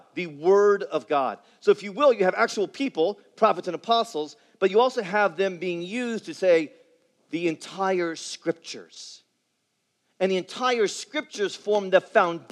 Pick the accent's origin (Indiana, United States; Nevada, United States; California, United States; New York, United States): Indiana, United States; Indianapolis; growing up in Indianapolis, where I grew up